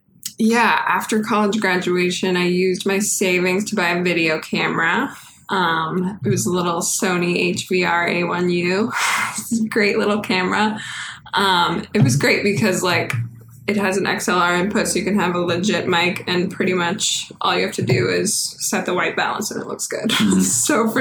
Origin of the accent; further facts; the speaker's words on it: Reno, Nevada, United States; moved away as an adult; also born or lived in San Francisco; I'm from Reno, Nevada. Reno? Born and raised, yeah.